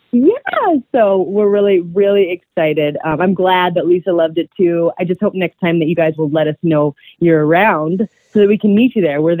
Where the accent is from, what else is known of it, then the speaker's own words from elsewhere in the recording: California, United States; now in Colorado, United States; we came from Southern California where there's just like this huge diversity and just a lot of really great food. And when we came to Colorado